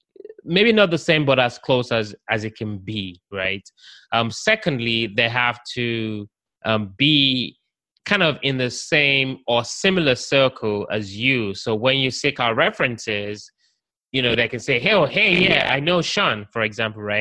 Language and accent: English; London, United Kingdom; now in United States; I'm from the UK, I'm from London.